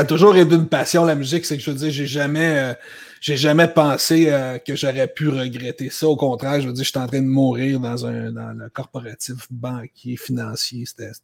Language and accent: French; Laval, Quebec, Canada; moved away as an adult; also born or lived in Toronto, Ontario; je viens de Laval. Je suis un gars de Laval au Québec. J'ai grandi jusqu'à l'âge de 24 ans